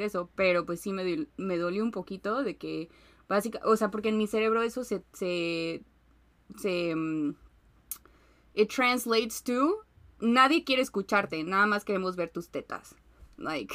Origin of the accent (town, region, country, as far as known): Mexico